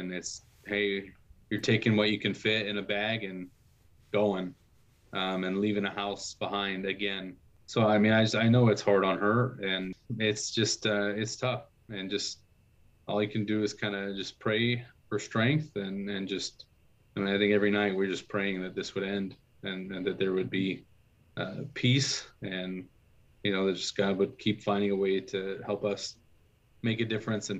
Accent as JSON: {"language": "English", "town": "Bila Tserkva", "region": "Kyiv Oblast", "country": "Ukraine", "tie": "born or raised there", "said": "Like in Bila Tserkva, my hometown, like there's definitely times where it's like there's nothing on the shelves in the stores."}